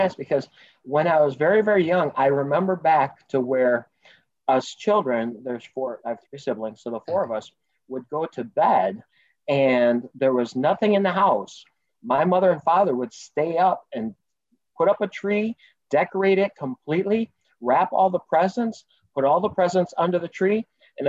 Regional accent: Chicago, Illinois, United States; growing up in the Chicagoland area

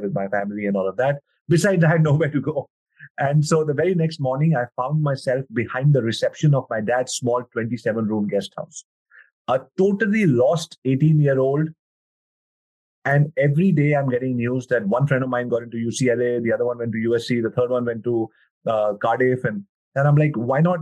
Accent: New Delhi, Delhi, India; born and brought up in New Delhi, India

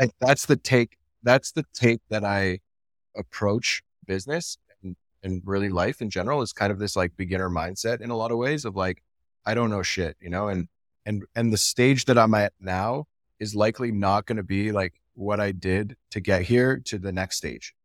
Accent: Canada; I'm from Canada

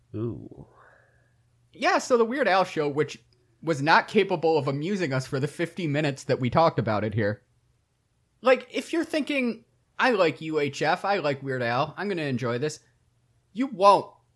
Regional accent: Michigan, United States; I grew up in Michigan

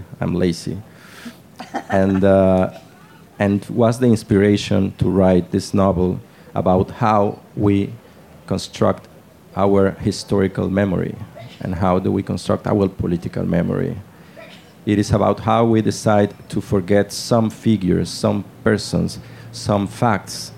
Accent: Lagos de Moreno, Jalisco, Mexico; in a small village called Lagos de Moreno, which coincidentally too, it's my hometown.

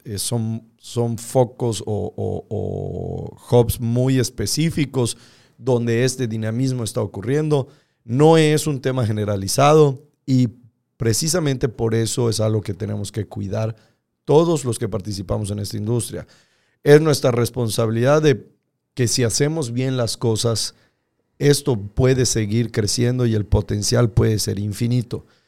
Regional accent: Yucatán, Mexico; como yucatecos

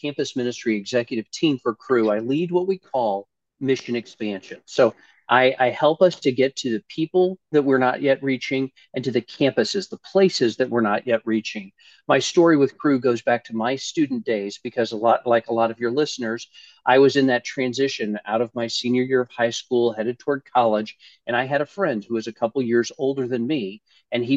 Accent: Jefferson City, Missouri, United States; moved away as an adult; also born or lived in St. Louis, Missouri / California / Romania; now in Orlando, United States; I grew up in Jefferson City, Missouri. I'm a native Missourian

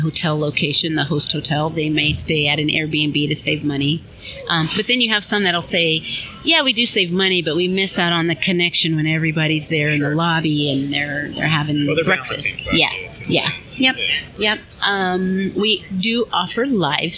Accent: California, United States; moved away; also born or lived in Oakland, California; I'm originally from California, so the West Coast.

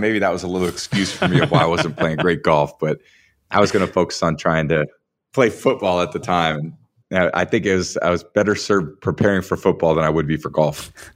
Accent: San Mateo, California, United States; I still feel like I'm a kid from San Mateo, California, you know? Grew up on Portola Drive

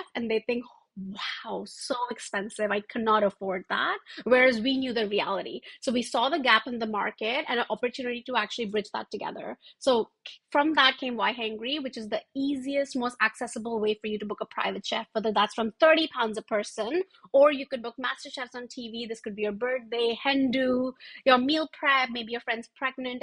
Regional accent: Agra, Uttar Pradesh, India; moved away as an adult; also born or lived in New York; now in London, United Kingdom; Born and brought up in India, actually, where Taj Mahal is from

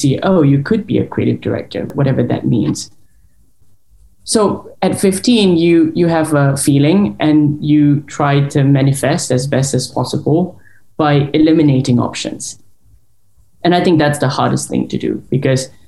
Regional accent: Singapore; moved away as an adult; now in London, United Kingdom; I am Singaporean, born and raised. I lived there till I was the age of 20

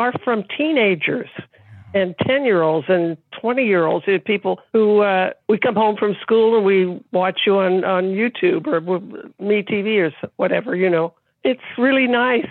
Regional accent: Texas, United States; I'm from Texas and I'm not Jewish

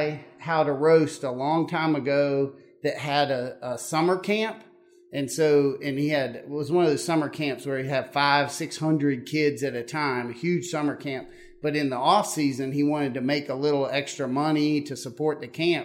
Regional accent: Columbia, South Carolina, United States; moved away as an adult; now in Athens, United States; I grew up in Columbia, South Carolina

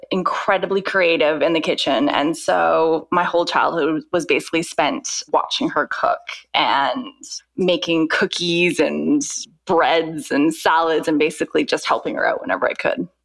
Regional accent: Vancouver, British Columbia, Canada; moved away as an adult; now in London, United Kingdom; I'm originally from Vancouver, Canada, born and raised, and I have been living in the UK for the past 10 years.

